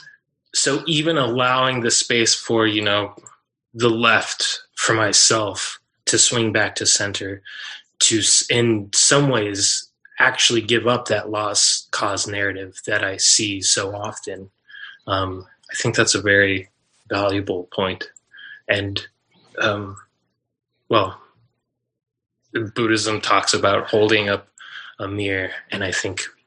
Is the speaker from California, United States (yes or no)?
no; Colorado, United States; I was born in Colorado, but my family's a Southern family